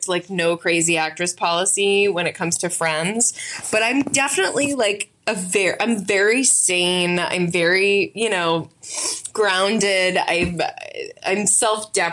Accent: Yonkers, New York, United States; I was born in New York. My parents were both writers and very like kind of like a blue collar upbringing. We were in Yonkers

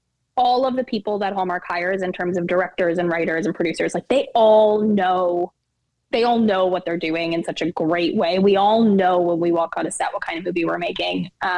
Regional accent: Alberta, Canada; Like, I'm just from Alberta.

